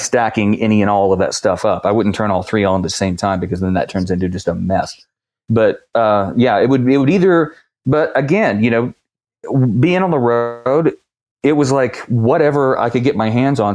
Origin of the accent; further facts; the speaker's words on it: West Virginia, United States; moved away; I grew up actually in West Virginia, about a hundred miles southeast of you guys